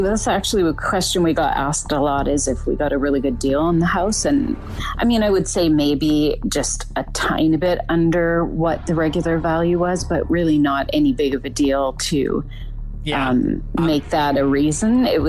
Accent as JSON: {"language": "English", "region": "British Columbia", "country": "Canada", "tie": "born or raised there", "said": "born and raised in British Columbia. So now we're living out about an hour away from Vancouver on the ocean."}